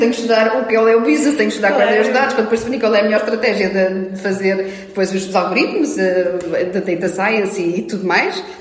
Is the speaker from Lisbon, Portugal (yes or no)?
yes; Lisbon, Portugal; nós dizemos que somos de Portugal, somos de Lisboa